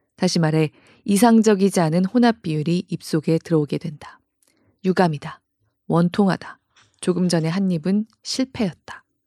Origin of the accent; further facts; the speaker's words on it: South Korea; 저 그런 한국 사람입니다